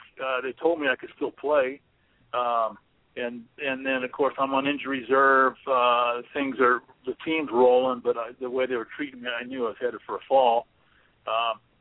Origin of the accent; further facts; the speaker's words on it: Stockton, California, United States; moved away; also born or lived in Colorado; one of my good buddies I grew up with in Stockton